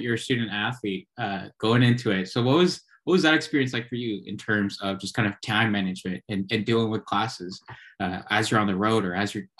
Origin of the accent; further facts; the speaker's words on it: Washington, United States; I was from Washington State.